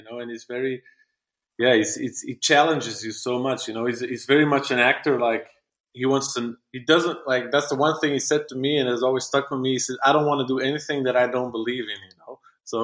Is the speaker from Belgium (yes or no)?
yes; Belgium; I'm from Belgium, such a small country.